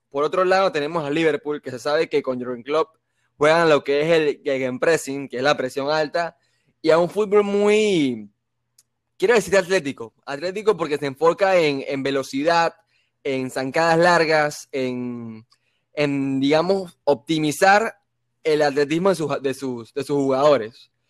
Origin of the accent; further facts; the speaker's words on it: Madrid, Community of Madrid, Spain; born there; mi sangre es blanca y yo nací en Chamartín.